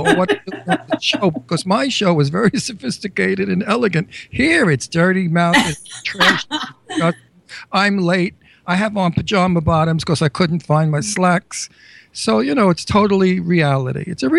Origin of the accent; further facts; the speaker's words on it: New York City, New York, United States; also born or lived in Astoria, Queens; I come from Red Hook.